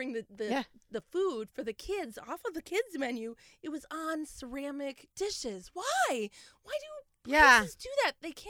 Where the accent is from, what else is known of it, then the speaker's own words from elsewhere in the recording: Minnesota, United States; I'm from Minnesota